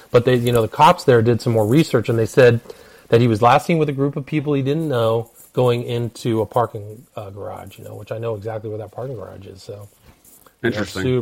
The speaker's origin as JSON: {"language": "English", "region": "California", "country": "United States", "said": "in Berkeley, and I'm from Northern California"}